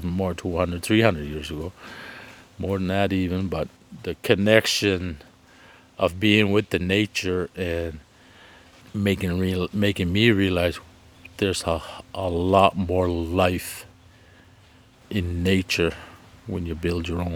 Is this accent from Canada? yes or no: yes; Canada; now in Prince Edward Island, Canada; I'm originally from Ilsebukta First Nation, but I reside here in Prince Edward Island